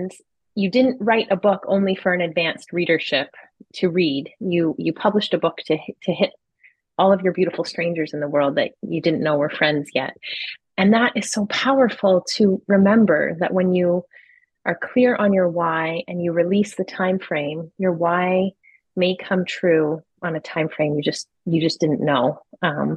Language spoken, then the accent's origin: English; Toronto, Ontario, Canada; I'm from Toronto